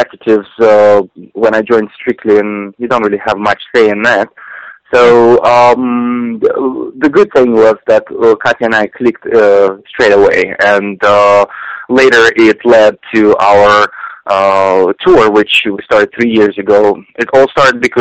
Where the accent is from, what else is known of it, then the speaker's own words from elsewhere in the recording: Siberia, Russia; moved away; I was growing up in Siberia